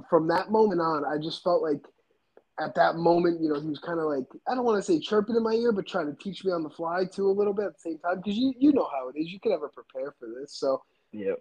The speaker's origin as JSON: {"language": "English", "region": "New Jersey", "country": "United States", "tie": "born or raised there", "said": "I grew up on the East Coast, um, you know, in New Jersey."}